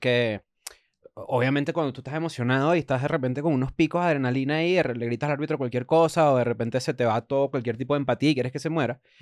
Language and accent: Spanish; Caracas, Capital District, Venezuela; el Caracas Fútbol Club porque es el equipo donde, de, donde, de donde soy